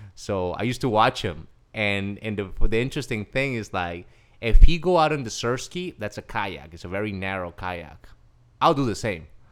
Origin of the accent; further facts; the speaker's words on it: Cali, Valle del Cauca, Colombia; moved away as an adult; now in United States; Okay, so I'm originally from Cali, Colombia. Uh, I was born on April first, nineteen eighty